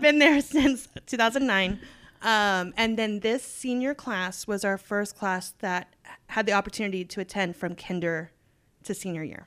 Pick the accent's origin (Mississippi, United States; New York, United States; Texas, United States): Texas, United States; I was born and raised in Texas, love it, never leaving